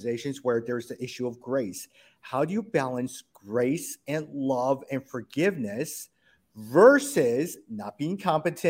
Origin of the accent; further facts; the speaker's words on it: United States; As Asian American